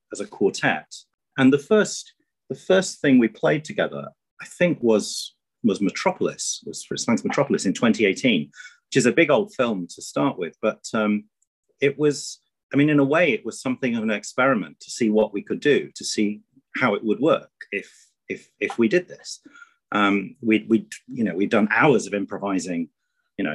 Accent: Grimsby, Yorkshire and the Humber, United Kingdom; I grew up in Grimsby on the northeast coast of England

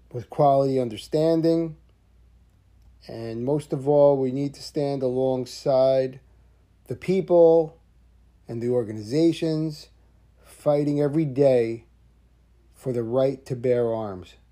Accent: New Jersey, United States; I'm from New Jersey

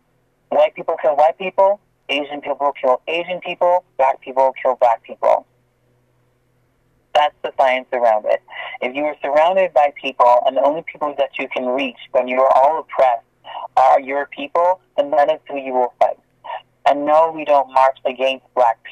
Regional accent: Bermuda; now in Toronto, Canada; I'm from Bermuda. I wasn't born in Canada

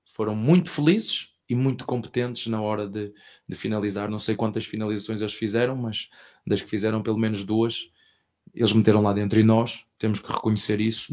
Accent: Portugal; português que sou

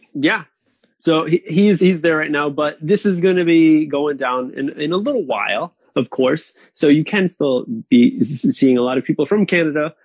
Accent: East Coast, United States; moved away as an adult; now in Japan; my hometown, East Coast

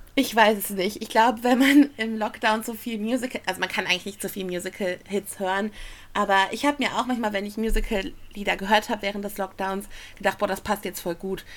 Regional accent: Essen, North Rhine-Westphalia, Germany; in meiner Heimatstadt Essen

